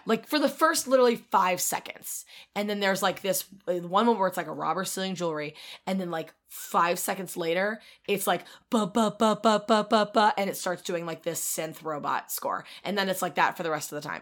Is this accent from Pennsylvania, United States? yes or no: yes; King of Prussia, Pennsylvania, United States; I grew up near the King of Prussia Mall